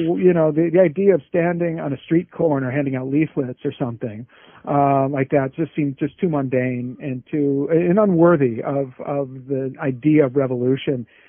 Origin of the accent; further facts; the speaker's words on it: Silicon Valley, California, United States; I grew up in Silicon Valley